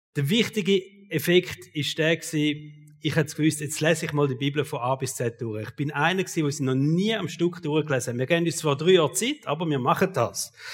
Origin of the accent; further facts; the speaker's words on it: Switzerland; Als Schweizer